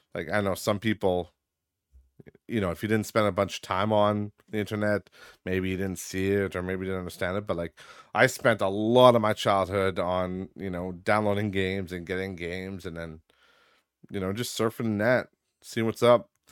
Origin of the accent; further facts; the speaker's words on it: Midwest, United States; I grew up in the Midwest. I still reside in the Midwest, as you all know.